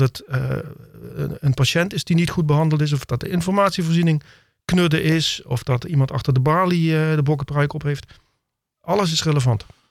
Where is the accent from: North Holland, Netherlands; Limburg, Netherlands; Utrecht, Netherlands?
Limburg, Netherlands; Heerlen; moved away as an adult; also born or lived in Simpelveld / The Hague; Ik voel me ook echt Limburger